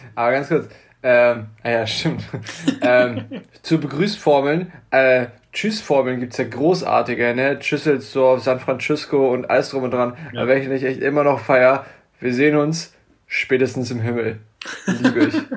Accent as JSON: {"language": "German", "town": "Buchholz in der Nordheide", "region": "Lower Saxony", "country": "Germany", "tie": "born or raised there", "said": "ich bin zwar im Vorort geboren"}